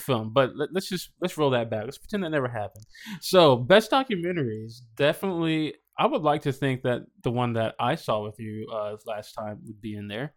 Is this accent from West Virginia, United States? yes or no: no; Nashville, Tennessee, United States; I grew up here in Nashville in the inner city